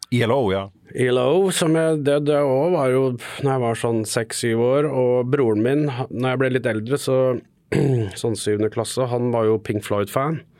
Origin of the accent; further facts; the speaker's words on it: Fredrikstad, Østfold, Norway; accent: Fredrikstad dialect; Og altså, Fredrikstad-dialekt er jo egentlig svensk blanda med norsk. Ja. Så vi er vel svensker